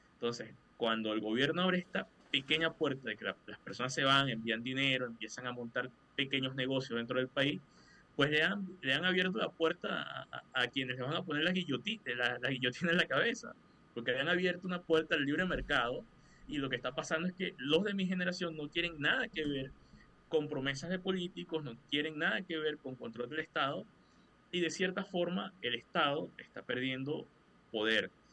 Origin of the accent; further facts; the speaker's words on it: Venezuela; como venezolano